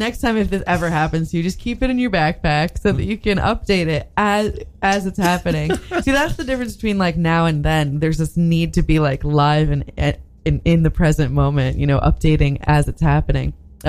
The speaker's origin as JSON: {"language": "English", "town": "Great Neck", "region": "New York", "country": "United States", "said": "Great Neck."}